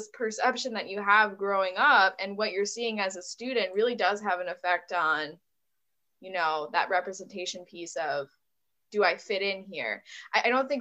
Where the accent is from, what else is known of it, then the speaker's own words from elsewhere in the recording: Buffalo, New York, United States; I'm from the Buffalo, New York area.